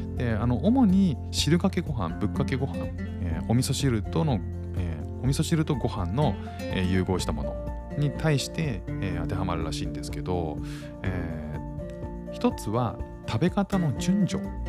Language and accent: Japanese; Kanto, Japan; now in Singapore; 僕も関東なんですけど